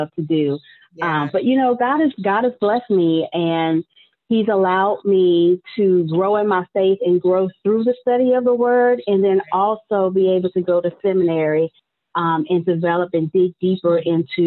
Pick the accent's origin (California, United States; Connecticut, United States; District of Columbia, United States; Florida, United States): District of Columbia, United States; Washington; I grew up in the Washington, D.C. area.